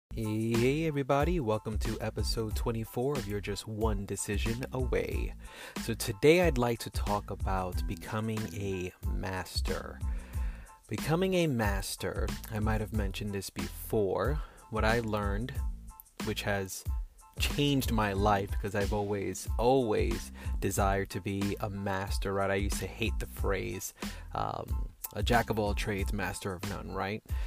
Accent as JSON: {"language": "English", "town": "New York City", "region": "New York", "country": "United States", "first_language": "English", "moved": "as an adult", "lives_now": "Texas, United States", "said": "I'm from New York City, and my family bloodline is from Puerto Rico, but I didn't grow up with Spanish as my first language. I'm American. I'm a New Yorker now that now lives in Texas"}